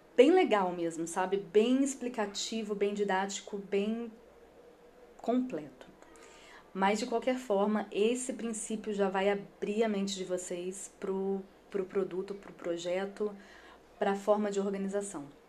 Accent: Espírito Santo, Brazil; eu sou capixaba

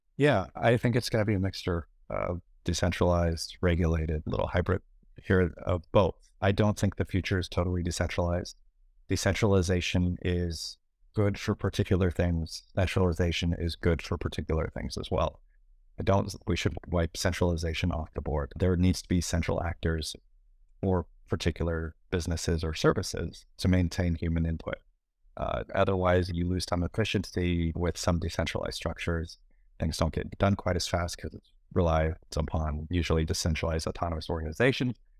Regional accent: United States; I'm an American

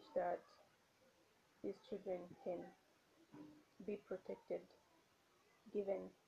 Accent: Zambia; Hi everyone … I'm from Zambia.

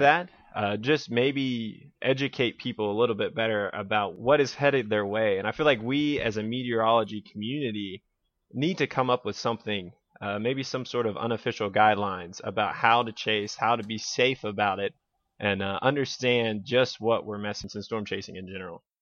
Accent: Blue Ridge Mountains, Virginia, United States; I was born and raised in Virginia in the, in the Blue Ridge Mountains

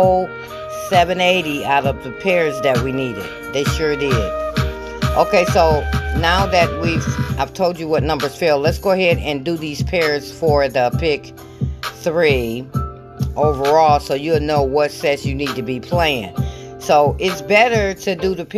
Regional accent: Michigan, United States; I'm from Michigan

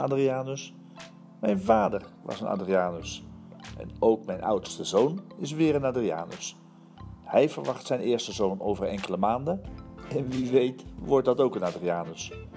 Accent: Antwerp, Flanders, Belgium; also born or lived in Hilversum, Netherlands; Zelf ben ik een geboren Hollander en een getogen Antwerpenaar

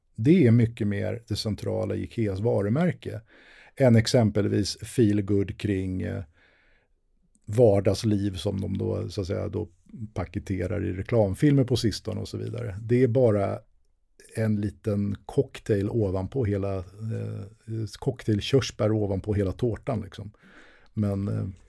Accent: Sweden; jag var svensk men ändå hade varit ute i världen

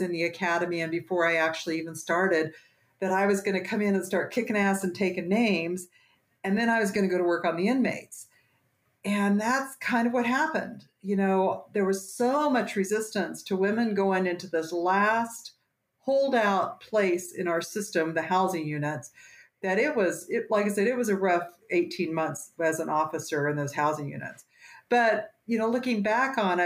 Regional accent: Western Kansas, United States; moved away as an adult; now in Colorado, United States; I grew up in Western Kansas

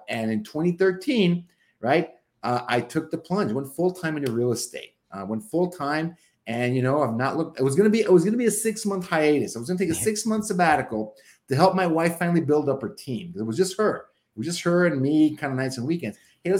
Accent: Mexico; now in Seattle, United States; I bet I could make this work back in my hometown in Mexico, right?

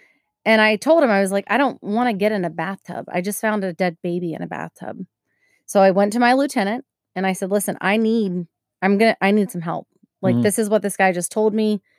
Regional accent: Maryland, United States; I'm from Maryland. Don't make fun of Maryland.

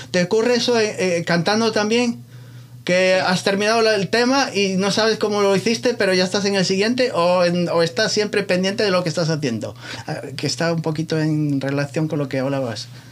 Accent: Muros, Galicia, Spain; moved away; mi pueblo entonces? ¿A Muros La Coruña

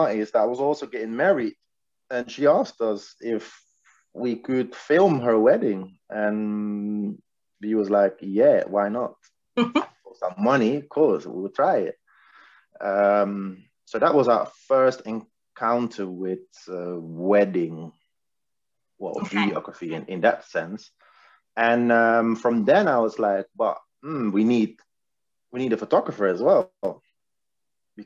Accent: The Hague, South Holland, Netherlands; now in England; I'm from The Hague, a city in Holland.

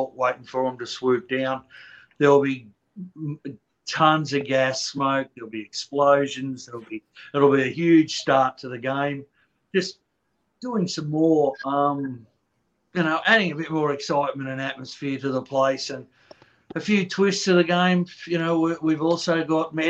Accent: Australia; accent: Australian; moved away; I'm Australian, as you'll hear from the accent.

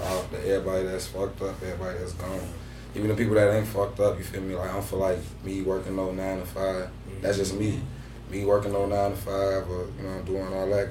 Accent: Chicago, Illinois, United States; moved away as an adult; now in Des Moines, United States; I'm from Chicago.

